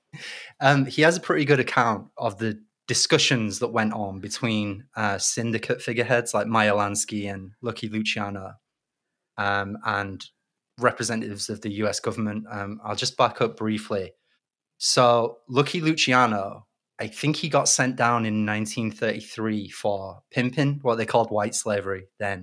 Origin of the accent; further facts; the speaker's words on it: Leeds, Yorkshire and the Humber, United Kingdom; moved away; I'm from Leeds originally